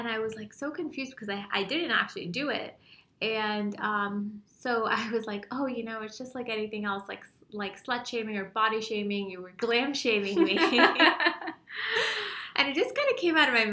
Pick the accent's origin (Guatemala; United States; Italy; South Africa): United States; Utah; I'm from Utah.